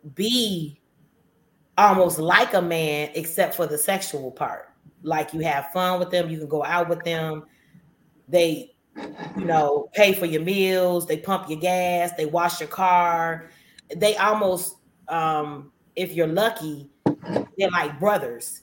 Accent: Midwest, United States; I'm from you know the North, as they say, because I'm from the Midwest.

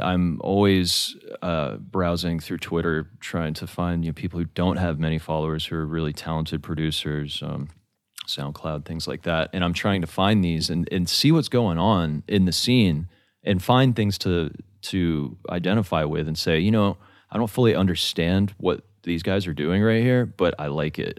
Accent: Atlanta, Georgia, United States; moved away; also born or lived in Rome, Italy / Alabama; I grew up in Atlanta

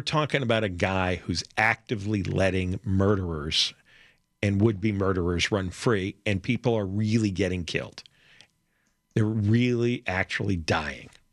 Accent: the New York area, United States; now in Los Angeles, United States; growing up in the New York area in the 1970s

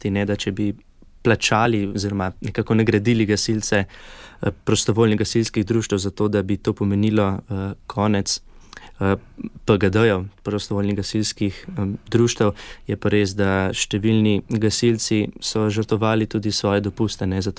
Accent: Slovenia; že so omenila, ja, da smo Slovenci znani po tradiciji gasilstva in prostovoljnih gasilskih društev.

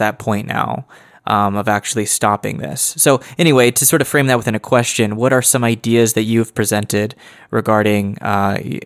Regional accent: United States; speaking as an American

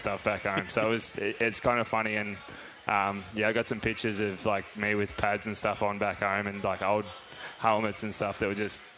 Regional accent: Australia; born or raised there; moved away as an adult; now in Fort Worth, United States

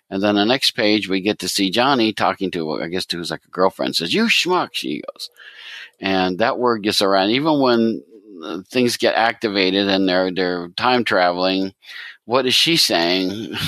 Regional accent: Scranton, Pennsylvania, United States; I grew up in Scranton, Pennsylvania, that area.

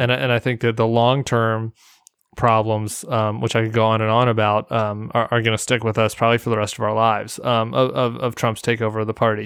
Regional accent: Denver, Colorado, United States; I'm from suburban Denver. And, and my hometown district

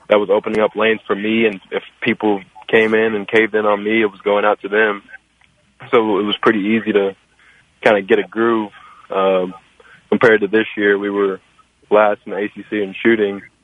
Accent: Louisville, Kentucky, United States; I grew up in Louisville, uh, born and raised all my life

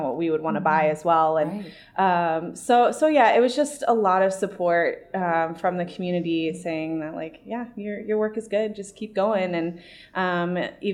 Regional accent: San Antonio, Texas, United States; also born or lived in Columbia, Missouri / Denver; now in St. Louis, United States; I'm from San Antonio and, I love my hometown

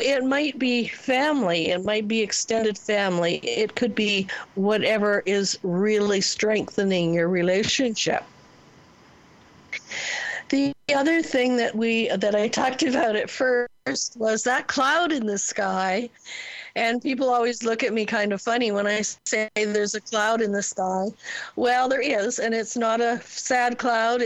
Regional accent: Ontario, Canada; I was born and raised in Ontario, and most houses there have bricks

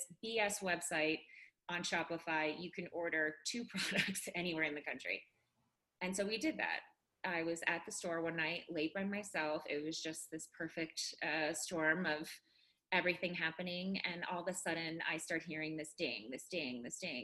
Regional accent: Chicago, Illinois, United States; moved away as an adult; now in Colorado, United States; I'm from Chicago.

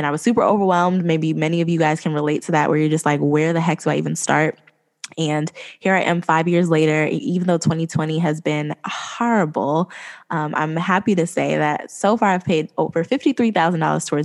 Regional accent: East Coast, United States; I'm from the East Coast

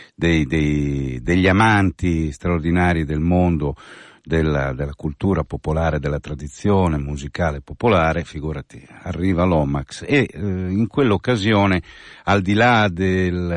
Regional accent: San Giovanni in Croce, Lombardy, Italy; Dalle mie parti siamo Cussole e San Giovanni in Croce

